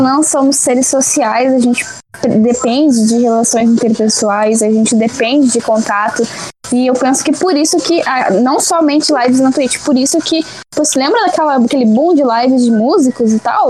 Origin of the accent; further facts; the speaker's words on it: Porto Alegre, Rio Grande do Sul, Brazil; sou de Porto Alegre, Rio Grande do Sul